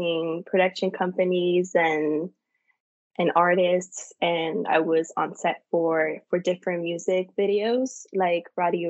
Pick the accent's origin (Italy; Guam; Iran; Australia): Italy; moved away as an adult; also born or lived in Minnesota, United States; now in United States; my hometown in Italy and the cities that I lived in the United States, from the cold in Minnesota